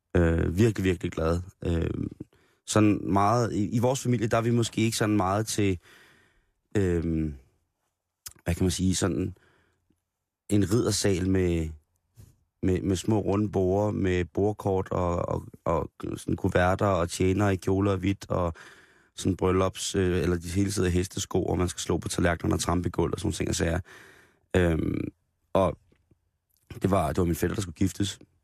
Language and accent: Danish; Roskilde, Zealand, Denmark; som Roskilde-dreng